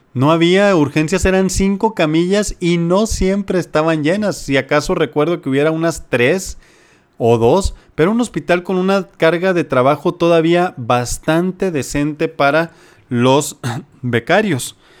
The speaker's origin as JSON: {"language": "Spanish", "town": "Culiacán", "region": "Sinaloa", "country": "Mexico", "also_born_or_lived": "Los Mochis, Sinaloa", "moved": "as an adult", "lives_now": "Jalisco, Mexico", "said": "Sinaloa, en Culiacán, de donde yo soy y donde estudié medicina general"}